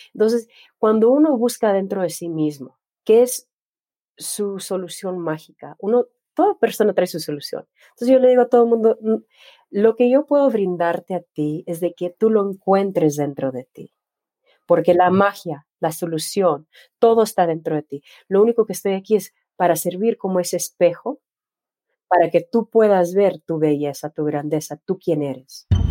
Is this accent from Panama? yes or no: no; Laredo, Texas, United States; Soy, nací en Laredo, Texas, en Tejana, por sangre. Tengo familia que, es de Texas y mis papás son de México